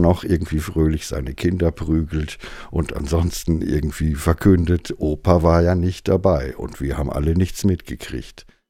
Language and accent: German; Altena, North Rhine-Westphalia, Germany; now in Berlin, Germany; Geboren bin ich 1967 in Altena im Sauerland